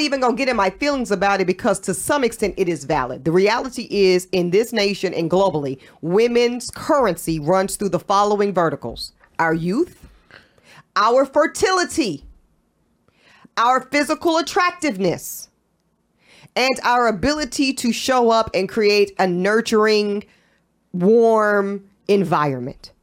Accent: North Carolina, United States; I'm from North Carolina

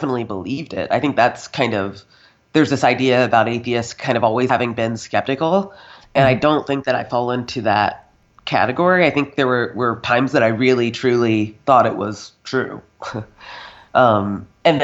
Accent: North Carolina, United States; moved away as an adult; now in Scotland; I grew up in North Carolina, Southern Baptist

